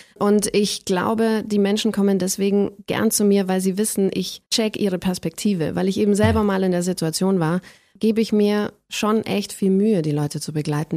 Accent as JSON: {"language": "German", "town": "Ellerbach", "region": "Bavaria", "country": "Germany", "tie": "born or raised there", "also_born_or_lived": "Lauingen", "first_language": "German", "said": "ich bin in Lauingen geboren, einer Großstadt aus bayerischer Sicht, aber ich bin aufgewachsen in einem 300-Seelendorf, das Ellerbach heißt"}